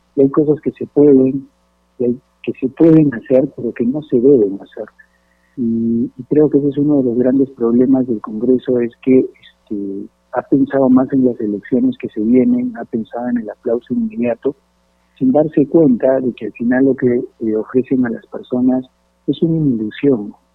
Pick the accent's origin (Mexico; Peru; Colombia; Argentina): Peru; como peruanos